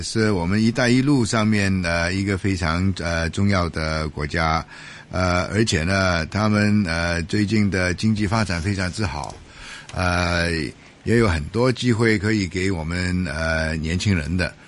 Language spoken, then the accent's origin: Chinese; Hong Kong; 我们香港人